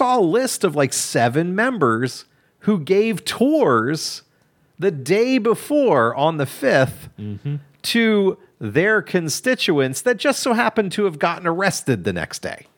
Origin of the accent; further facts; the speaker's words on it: Kentucky, United States; I'm from Kentucky.